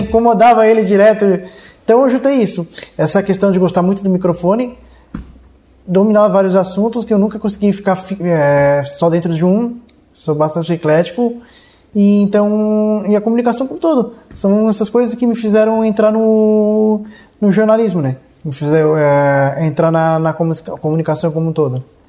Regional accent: Cocal do Sul, Santa Catarina, Brazil; also born or lived in Urussanga; Eu nasci em Uruçanga, mas morei de zero aos 18 anos em Cocal do Sul

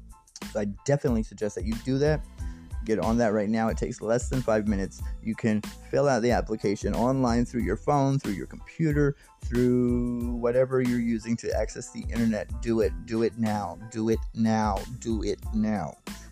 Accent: United States; I'm an American and I live in the States

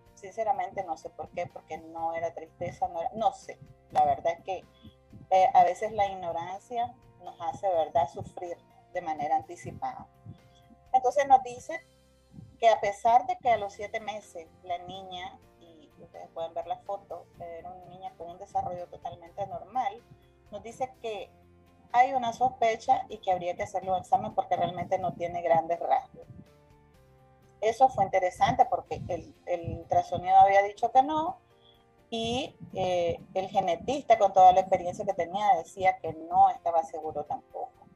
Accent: Nicaragua; Soy una mujer nicaragüense

